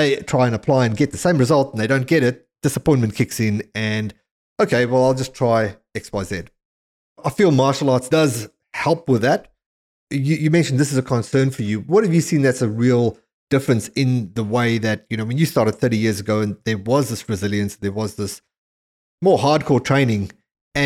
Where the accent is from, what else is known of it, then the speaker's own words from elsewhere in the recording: South Africa; growing up in South Africa